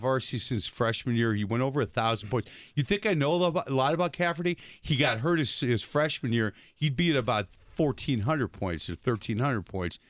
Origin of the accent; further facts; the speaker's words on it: Milwaukee, Wisconsin, United States; Because we're from Milwaukee, big fan.